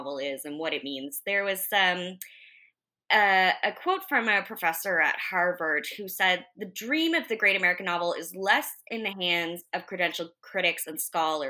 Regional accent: Canada; we're Canadian. We live in Canada

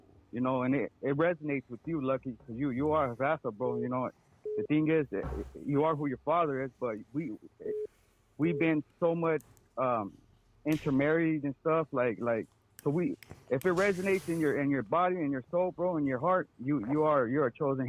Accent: Phoenix, Arizona, United States; I got 5 kids. I recently, last year, bought 40 acres up north. I'm from Phoenix, Arizona

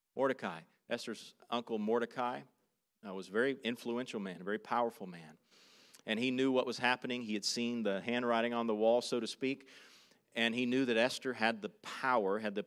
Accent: South Carolina, United States; moved away as an adult; now in Manila, Philippines; I grew up in South Carolina.

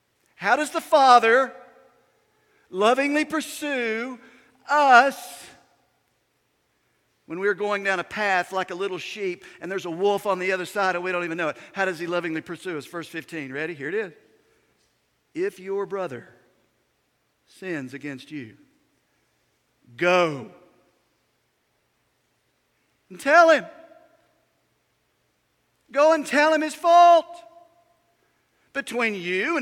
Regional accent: United States; When I was a kid growing up in Yanacoa County

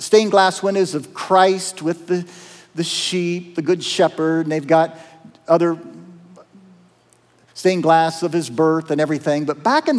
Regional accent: Appalachia, Southeast Ohio, United States; accent: twang; moved away; I'm from Southeast Ohio. You can kind of tell the twang in my voice. You know, I'm from Appalachia.

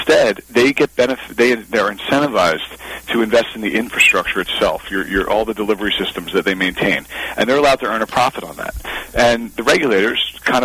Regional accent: Pennsylvania, United States; My home state of Pennsylvania, where I was born and raised

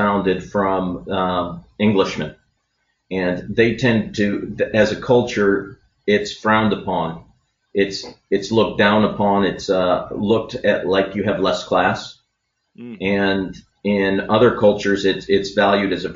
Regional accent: University City, Missouri, United States; So I grew up in University City, and around kindergarten, the U City School District

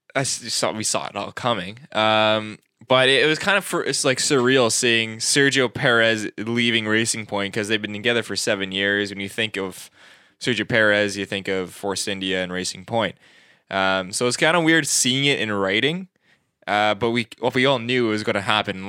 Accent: Canada; we're not American, we're Canadian

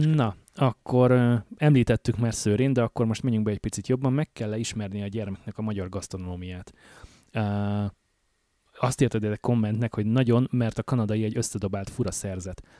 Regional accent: Hungary; moved away as an adult; now in Canada; jelentősen más körülmények között nőttünk föl, jelentősen más lehetőségeink voltak, adottak Magyarországon a 80-as, 90-es években, amikor mi voltunk fiatalok

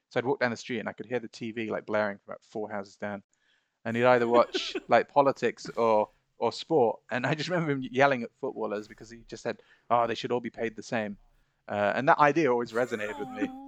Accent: Bahrain; I was so annoyed that we'd not been allowed to study Arabic uh, growing up in Bahrain, like I remember our parents had

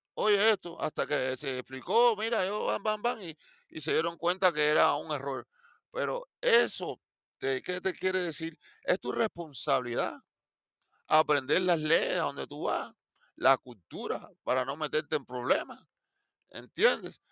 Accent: Cuba; moved away; yo soy cubano

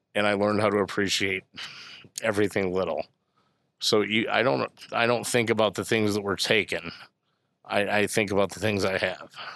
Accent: Bourbonnais, Illinois, United States; I grew up in Bourbonnais

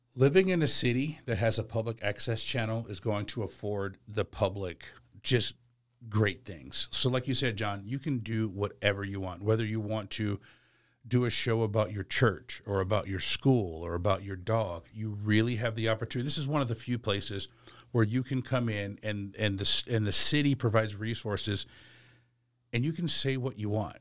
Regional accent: Portland, Oregon, United States; moved away as an adult; also born or lived in Milwaukie, Oregon; now in Charlotte, United States; I'm originally from the West Coast, I'm originally from Portland, Oregon

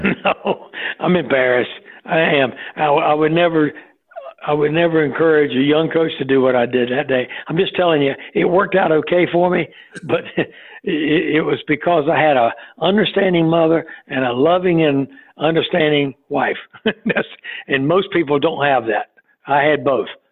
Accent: Goldsboro, North Carolina, United States; I grew up in Goldsboro, North Carolina, which is down east, uh, about 52 miles east of Raleigh

